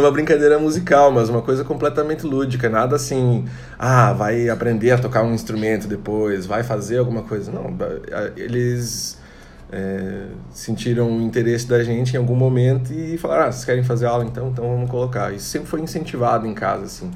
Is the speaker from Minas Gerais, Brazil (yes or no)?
no; Tangará, Santa Catarina, Brazil; also born or lived in Chapecó / São José do Cedro / Pinheiro Preto / Joaçaba; now in Florianópolis, Brazil; Eu nasci em Tangará, Santa Catarina, uma cidade pequena, tem mais ou menos 10 mil habitantes.